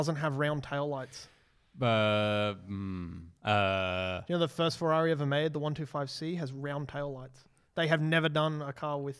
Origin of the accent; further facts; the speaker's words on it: Australia; I'm Australian